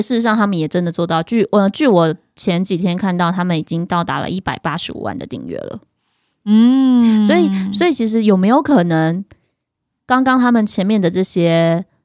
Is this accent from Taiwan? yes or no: yes; Yilan County, Taiwan; 我们宜兰那边有一个工厂